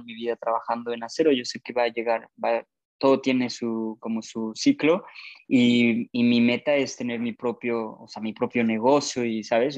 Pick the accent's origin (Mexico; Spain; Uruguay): Mexico; moved away as an adult; yo aprendí inglés en México y lo he mejorado mucho aquí, pero no es mi, no es mi primer idioma